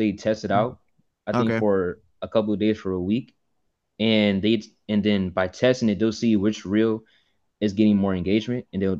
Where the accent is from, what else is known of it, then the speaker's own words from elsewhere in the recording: Fairfield, California, United States; from Fairfield, California.